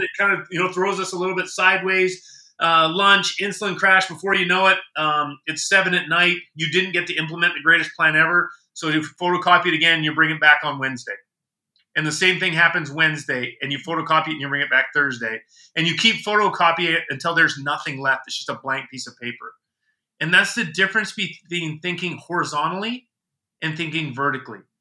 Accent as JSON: {"language": "English", "country": "Canada", "moved": "yes", "lives_now": "United States", "said": "as a Canadian"}